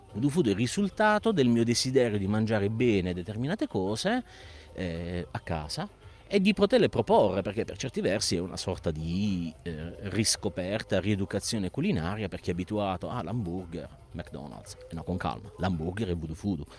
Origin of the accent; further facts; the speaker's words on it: Bari, Apulia, Italy; siamo di Bari